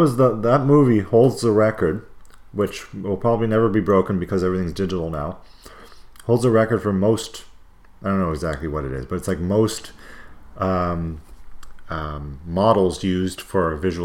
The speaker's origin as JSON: {"language": "English", "country": "Canada", "said": "I love being a Canadian."}